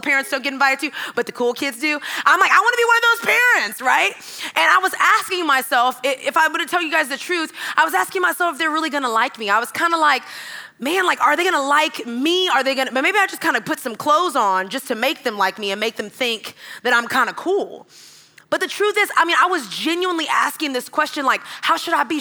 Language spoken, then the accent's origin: English; Texas, United States; moved away as an adult; also born or lived in Georgia; I'm from Texas.